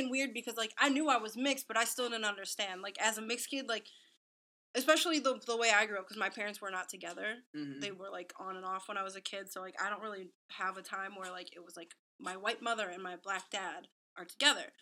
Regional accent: Waukegan, Illinois, United States; also born or lived in Lindenhurst, Illinois; I grew up in Waukegan, Illinois, so at least for the first 10 years of my life

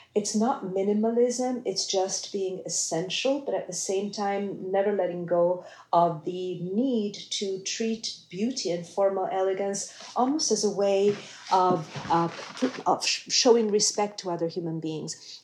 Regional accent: Milan, Lombardy, Italy; moved away; I grew up in Milan in the I was a child in the 1970s

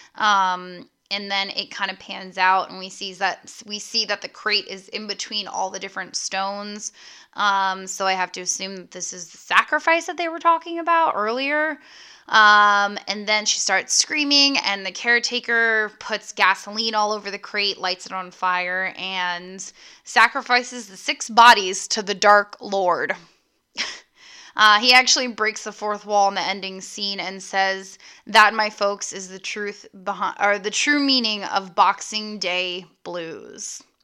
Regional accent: United States; being an American

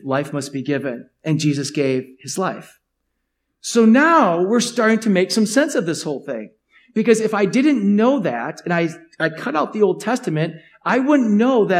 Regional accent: United States; As you as an American

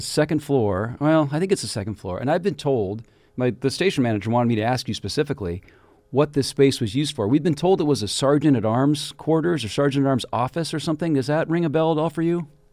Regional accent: Kirkland, Washington, United States; my hometown, my original hometown of Kirkland, Washington

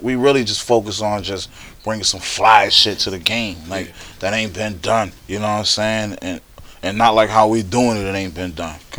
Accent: Buffalo, New York, United States; I'm from Buffalo

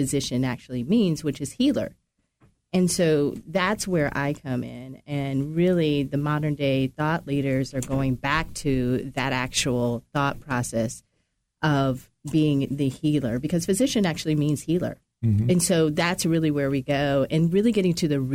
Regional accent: Nebraska, United States; I grew up in Nebraska

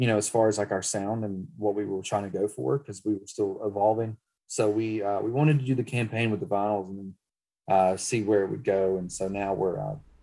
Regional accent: Cherokee, North Carolina, United States; also born or lived in Hickory, North Carolina; now in Cleveland, United States; I'm from Cherokee, North Carolina, okay. And then, since lived pretty much kind of downward, so Hickory, North Carolina, and now in Cleveland, North Carolina.

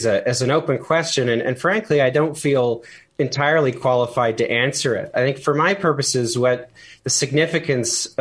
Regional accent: Canada; as a Canadian

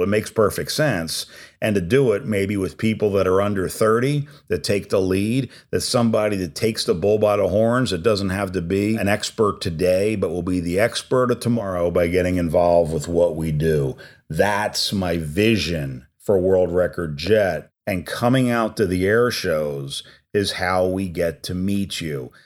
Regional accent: New Jersey, United States; I'm an Italian from New Jersey

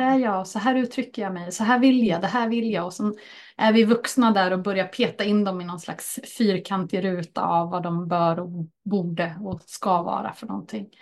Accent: Örebro County, Sweden; en riktig närking så. Och här är jag född och uppväxt, inte just på den här orten, men jag är från Örebrostrakten.

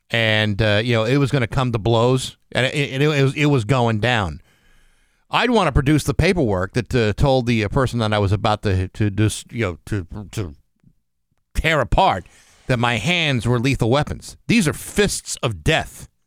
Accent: South Shore, Massachusetts, United States; they always canceled school in my hometown

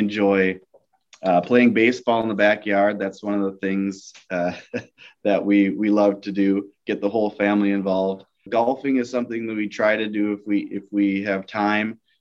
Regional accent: Tacoma, Washington, United States; I was born in Tacoma, Washington, near a base. But my father retired when I was 3 years old

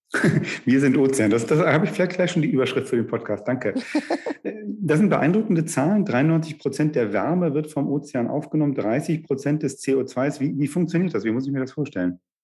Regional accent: Northern Germany, Germany; als Norddeutscher

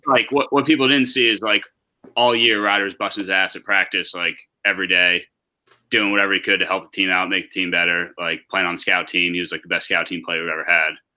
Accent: New York, United States; I was born in New York, so both my parents from there

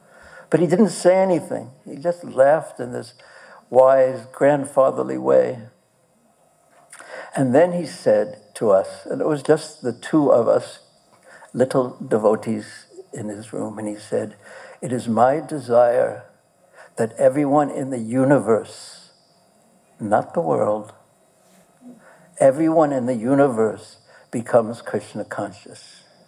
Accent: Poland; Oh, I'm from Poland.

